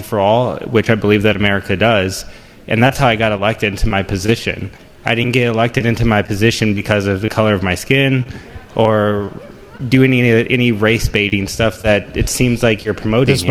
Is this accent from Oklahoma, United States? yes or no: no; Overland, Missouri, United States; I grew up in St. Louis County